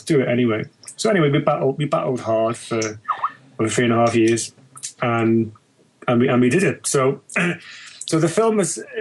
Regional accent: Liverpool, North West England, United Kingdom; moved away as an adult; now in London, United Kingdom; I'm Liverpudlian, born and bred, originally

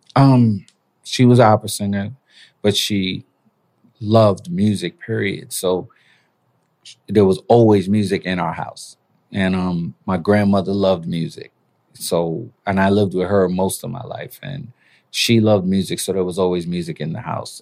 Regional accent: New York City, New York, United States; also born or lived in Panama; I was born in Panama, raised in Brooklyn

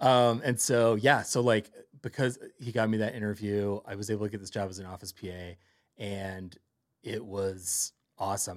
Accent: Cleveland, Ohio, United States; moved away as an adult; also born or lived in New York City; now in Los Angeles, United States; I grew up in Cleveland

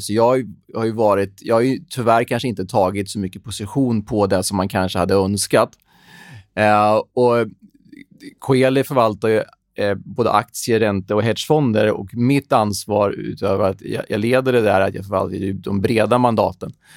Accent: Sweden; som svensk

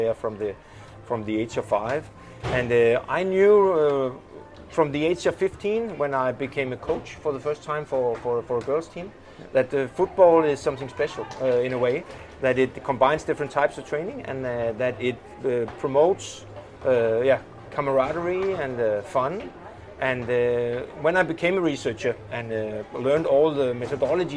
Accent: Frederikssund, Capital Region of Denmark, Denmark; I played with the plus 65 team from my hometown, Frederikssund

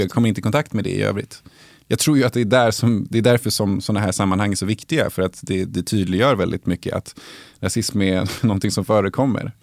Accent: Uppsala, Uppsala County, Sweden; jag är uppvuxen i Salabacke

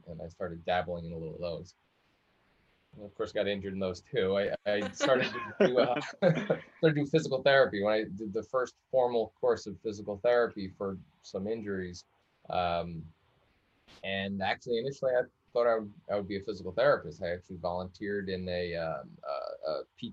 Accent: Long Island, New York, United States; I grew up in the Northeast, actually on Long Island, New York, on a coastal town, kind of in the middle of the island on the North Coast.

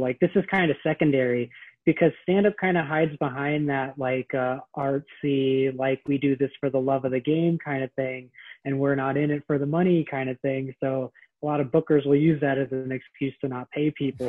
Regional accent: San Francisco, California, United States; moved away as an adult; now in Philadelphia, United States; san francisco is my hometown i grew up there

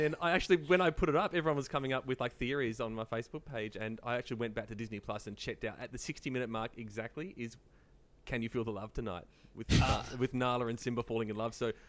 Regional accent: Frankston, Victoria, Australia; I grew up in Frankston

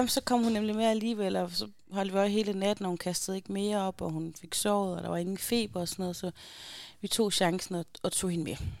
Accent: Aarhus, Central Denmark Region, Denmark; moved away; hjemme i Aarhus

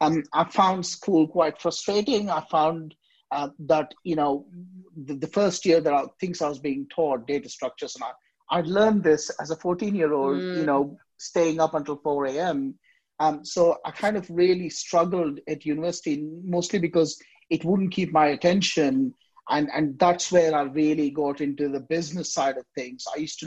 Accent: Southeast India, India; So where I grew up in Southeast India, we've got a big American diaspora.

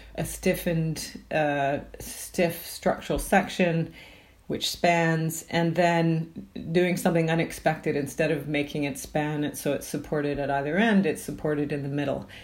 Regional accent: Canada; now in United Kingdom; I'm from Canada

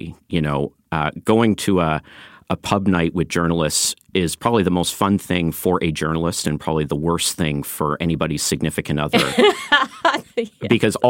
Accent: Canada; No, I'm a Canadian. I've lived in Canada.

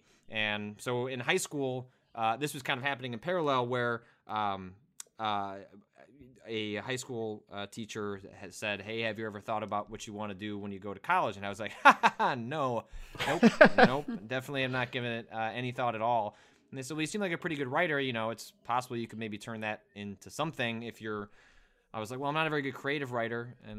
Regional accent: Illinois, United States; I grew up in the Chicago suburbs.

